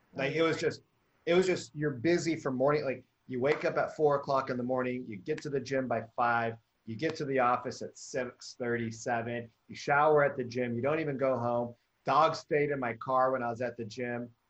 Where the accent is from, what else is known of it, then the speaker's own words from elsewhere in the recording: Memphis, Tennessee, United States; I came from Memphis, Tennessee